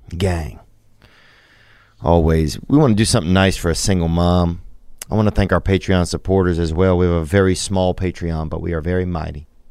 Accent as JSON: {"language": "English", "region": "Louisiana", "country": "United States", "said": "I'm from Louisiana"}